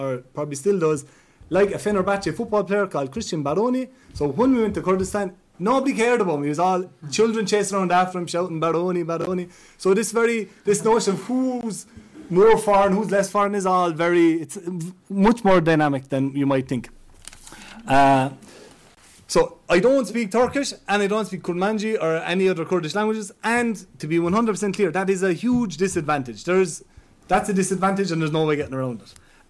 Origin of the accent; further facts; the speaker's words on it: Ireland; accent: Irish; as you can see, I sound like I'm from Ireland, I look like I'm from Ireland